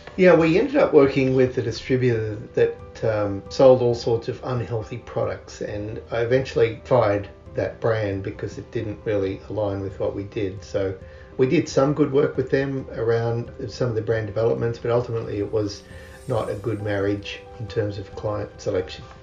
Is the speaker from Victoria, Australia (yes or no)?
no; Canberra, Australian Capital Territory, Australia; moved away; As I grew up in Canberra, miles from the shore in Australia